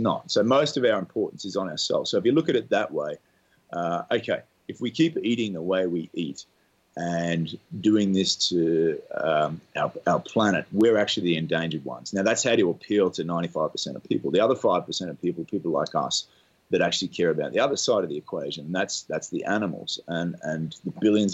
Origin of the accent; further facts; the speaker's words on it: Australia; moved away as an adult; I grew up in Australia